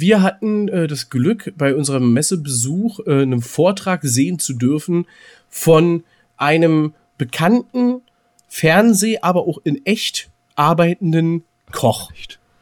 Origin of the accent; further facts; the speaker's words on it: Berlin, Germany; als Berliner